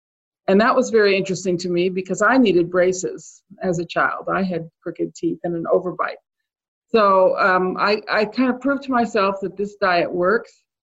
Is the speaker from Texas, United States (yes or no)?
no; California, United States; now in Maryland, United States; I grew up in California. I didn't grow up on a farm or anything.